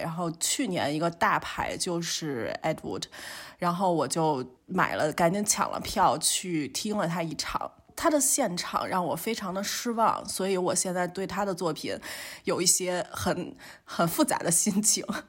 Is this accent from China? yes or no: yes; China; now in Germany; 我们都是生于中国，然后来到了德国